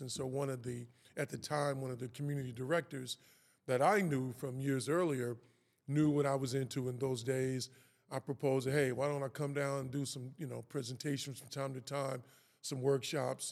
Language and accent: English; Kansas City, Missouri, United States; also born or lived in West Coast; Kansas City, Missouri is, is, is where I'm from. That's where I was born and raised.